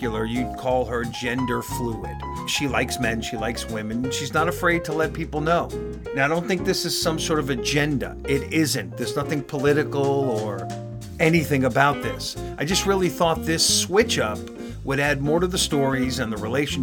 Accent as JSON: {"language": "English", "region": "New York", "country": "United States", "tie": "born or raised there", "also_born_or_lived": "Los Angeles", "moved": "yes", "lives_now": "North Carolina, United States", "said": "grew up in New York"}